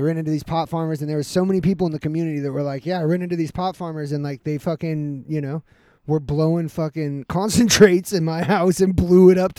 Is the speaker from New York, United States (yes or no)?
no; Grass Valley, California, United States; I'm from the big boy. I'm from Big Grass Valley.